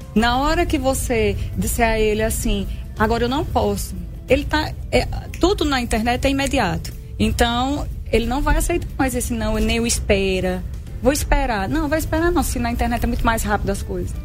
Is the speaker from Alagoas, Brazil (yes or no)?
yes; Arapiraca, Alagoas, Brazil; sou de Arapiraca